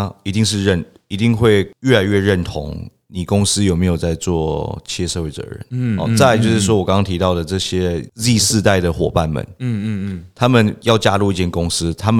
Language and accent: Chinese; Taiwan; 我们都会说我们是台湾人啊。